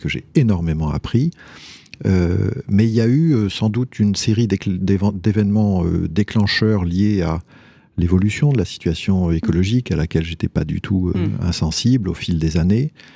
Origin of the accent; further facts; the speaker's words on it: near Tours, Centre-Val de Loire, France; J'ai grandi en Indre-et-Loire, euh, près d'une ville